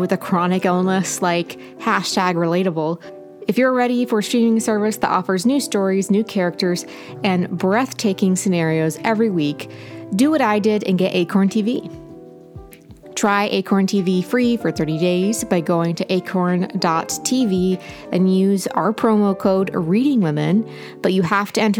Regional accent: Appalachian Ohio, United States; I'm from Appalachian, Ohio.

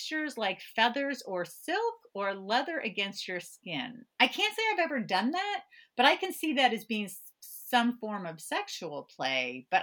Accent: California, United States; moved away; I grew up in California

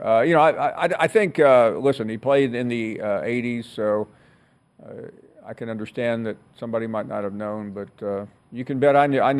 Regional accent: the South, United States; me being a Southerner all my life

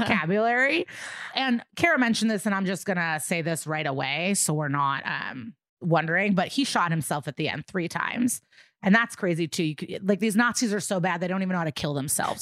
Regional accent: Skokie, Illinois, United States; growing up in Skokie, like this is it's it's an it's just like a quintessential suburban looking neighborhood.

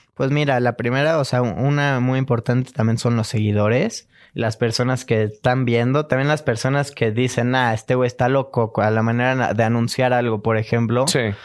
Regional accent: Cuernavaca, Morelos, Mexico; now in Mexico City, Mexico; Nací en Cuernavaca. Ajá y vivo aquí en la Ciudad de México.

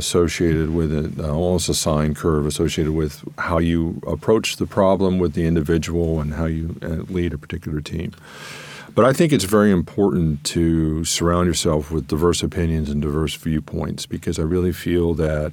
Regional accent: Columbus, Ohio, United States; moved away as an adult; also born or lived in Northern Virginia; after working in Columbus, Ohio, and born and raised in Columbus.

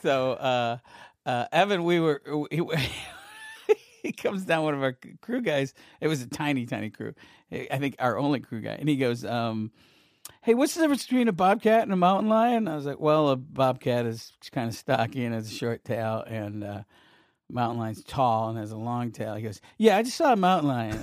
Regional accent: Syracuse, New York, United States; I grew up in Syracuse, New York

